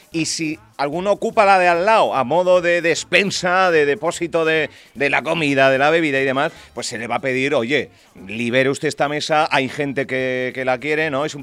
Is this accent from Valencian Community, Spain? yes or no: no; Canary Islands, Spain; Somos majoreros